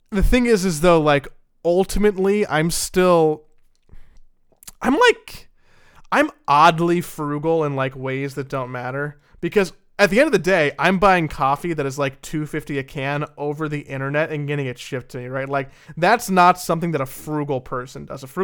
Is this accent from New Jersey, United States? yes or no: yes; New Jersey, United States; I'm like from Joyzy here. I'm a crazy person.